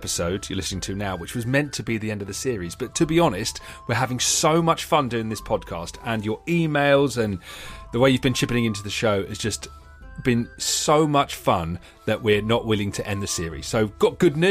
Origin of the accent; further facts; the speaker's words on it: Dagenham, London, United Kingdom; I was born in Dagenham